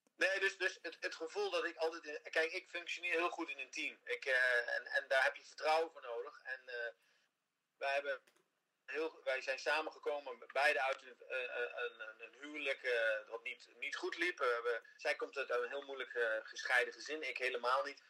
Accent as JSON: {"language": "Dutch", "country": "Netherlands", "moved": "as an adult", "lives_now": "Miami Beach, United States", "said": "Hollanders opgegroeid zijn met veel Engels."}